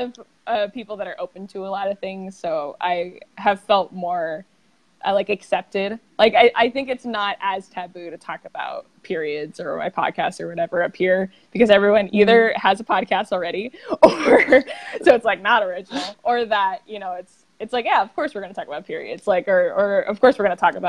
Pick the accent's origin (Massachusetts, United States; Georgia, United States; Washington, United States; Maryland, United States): Maryland, United States; Eastern Shore of; moved away as an adult; also born or lived in San Diego; now in Los Angeles, United States; I originally grew up on the Eastern Shore of Maryland.